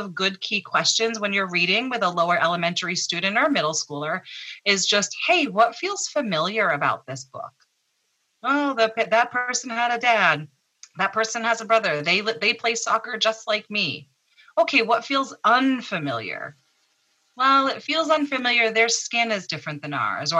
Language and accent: English; Massachusetts, United States; I grew up here in Massachusetts